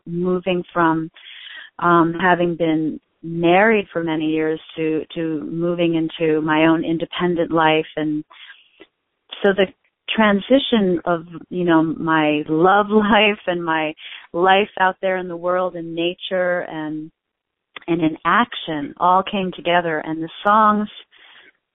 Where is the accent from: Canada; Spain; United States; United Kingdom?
United States; New York City, New York; I was born here, and I was born in the West Village